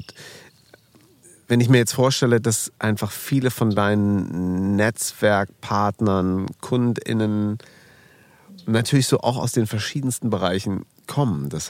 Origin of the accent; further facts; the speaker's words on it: Münster, North Rhine-Westphalia, Germany; Nee, ich komme aus Münster.